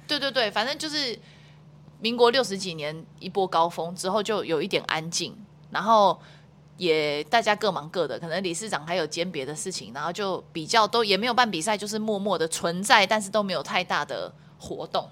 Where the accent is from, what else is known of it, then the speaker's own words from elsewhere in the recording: Taiwan; 我说我从台湾来